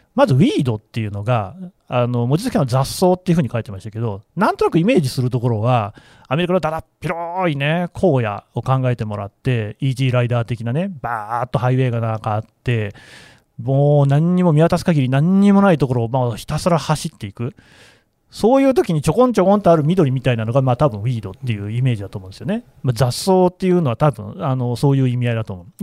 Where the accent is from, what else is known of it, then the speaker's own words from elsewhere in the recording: Nagoya, Aichi, Japan; 日本人で、えー、名古屋生まれ1975年生まれ男性